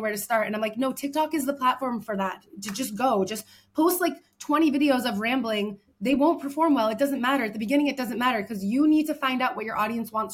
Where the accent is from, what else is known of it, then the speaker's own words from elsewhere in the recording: United States; moved away as an adult; now in Paris, France; I'm an American living in Paris